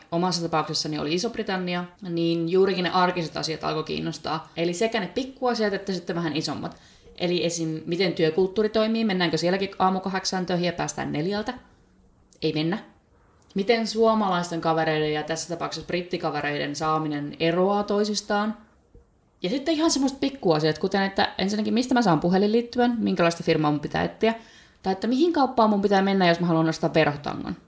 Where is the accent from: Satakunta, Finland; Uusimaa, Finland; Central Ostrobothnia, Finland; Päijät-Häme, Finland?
Päijät-Häme, Finland; by Lake Päijänne; moved away as an adult; also born or lived in Bristol, England; now in Cardiff, United Kingdom; itse olen kotoisin päijät Suomessa, sieltä Päijänteen rannalta. Jostain kumman syystä tämmöinen pienen maalaiskylän likka on päätynyt, päätynyt tänne Walesin pääkaupungin Cardiffiin